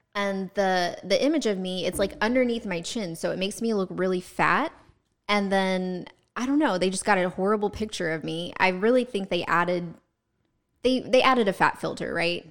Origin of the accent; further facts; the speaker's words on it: Georgia, United States; also born or lived in New York; now in Central Florida, United States; we had those in Georgia